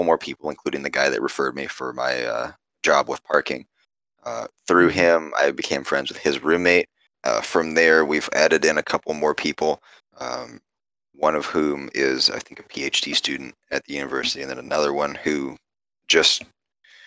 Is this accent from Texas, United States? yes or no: yes; Carrollton, Texas, United States; I am born and raised in the area. I grew up over in Carrollton, and I came to UTD